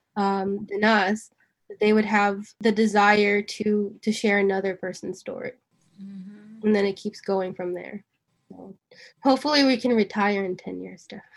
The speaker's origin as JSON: {"language": "English", "region": "New York", "country": "United States", "tie": "born or raised there", "said": "I'm born and raised in New York"}